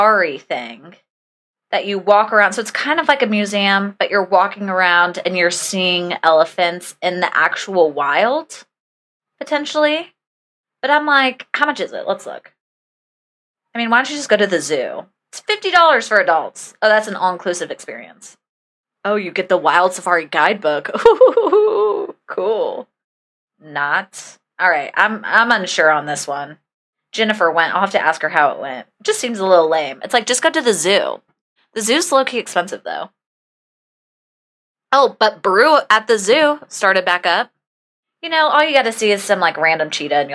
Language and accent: English; Indianapolis, Indiana, United States; now in Atlanta, United States; I'm actually from Indianapolis